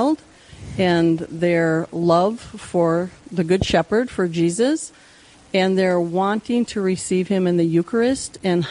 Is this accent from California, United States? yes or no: no; Mandan, North Dakota, United States; also born or lived in Strasburg, North Dakota / Ray, North Dakota / Wahpeton, North Dakota; now in Minot, United States; I'm originally from Strasburg, North Dakota, down by Linton, and grew up, though, in Mandan, North Dakota. My family moved to Ray when I was in junior high